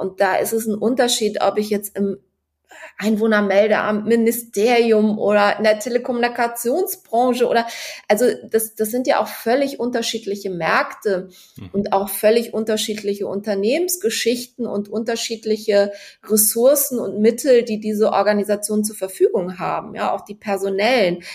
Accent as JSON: {"language": "German", "town": "Cologne", "region": "North Rhine-Westphalia", "country": "Germany", "tie": "born or raised there", "moved": "yes", "lives_now": "Hamburg, Germany", "said": "bin eine gebürtige Kölnerin"}